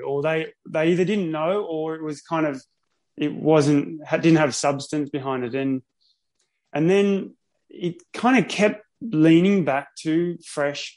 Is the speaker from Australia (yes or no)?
yes; Sydney, New South Wales, Australia; now in Noosa, Australia; I grew up in Sydney.